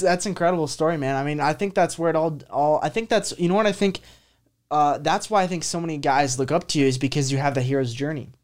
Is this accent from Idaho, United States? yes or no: yes; North Idaho, United States; I grew up in North Idaho